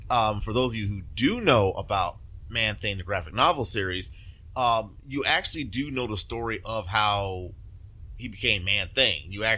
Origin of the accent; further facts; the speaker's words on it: Louisiana, United States; moved away; I'm from Louisiana originally